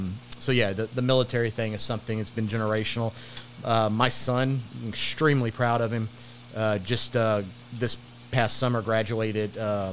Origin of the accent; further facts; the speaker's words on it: Moss Bluff, Louisiana, United States; moved away; I grew up in the major metropolitan city of Moss Bluff, Louisiana. I say that tongue-in-cheek. The backwaters of Louisiana, Calcasieu Parish.